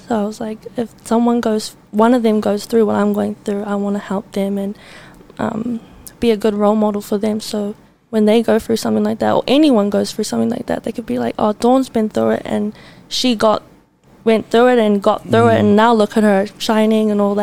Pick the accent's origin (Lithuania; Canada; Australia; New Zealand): New Zealand; Auckland; I am from South Auckland